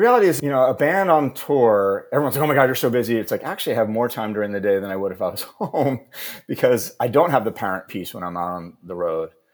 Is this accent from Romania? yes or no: no; New Jersey, United States; now in Maine, United States; I grew up in New Jersey